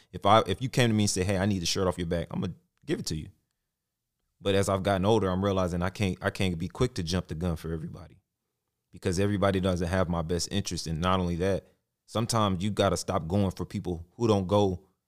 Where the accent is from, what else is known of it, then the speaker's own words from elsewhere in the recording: Arlington, Texas, United States; Graduated high school, Arlington, Sam Houston